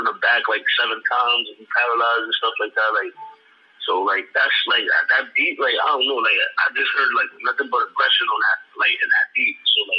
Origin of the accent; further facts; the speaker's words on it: Jamaica; Like, I'm Jamaican, right? So, like, I'm Jamaican and I got Spanish songs.